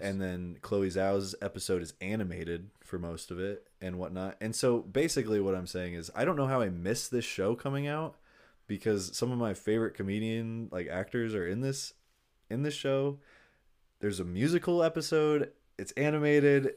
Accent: Long Beach, California, United States; I'm from Long Beach.

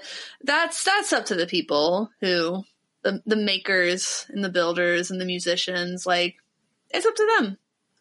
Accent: Ohio, United States; I'm from Ohio

